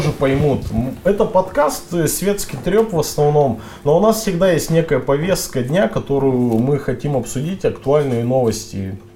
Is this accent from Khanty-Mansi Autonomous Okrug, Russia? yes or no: yes; Khanty-Mansi Autonomous Okrug, Russia; Я белоярец коренной. Сургутский район.